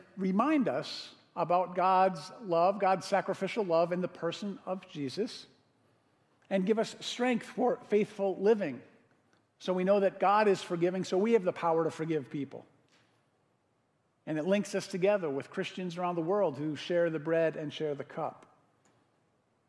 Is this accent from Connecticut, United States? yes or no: yes; Connecticut, United States; now in Madison, United States; I grew up in Connecticut